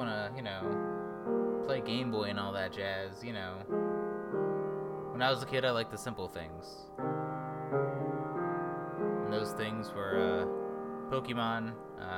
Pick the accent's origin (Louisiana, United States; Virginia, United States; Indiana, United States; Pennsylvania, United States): Pennsylvania, United States; Philadelphia; moved away; We all thought Philly was pretty cool. The three of us lived there our whole lives up to that point. Or at least I did as a child.